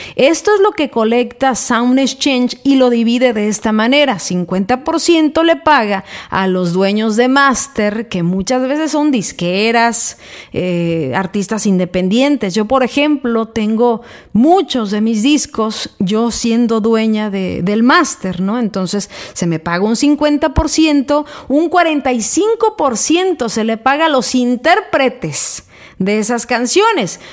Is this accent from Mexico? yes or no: yes; Mexico; soy mexicana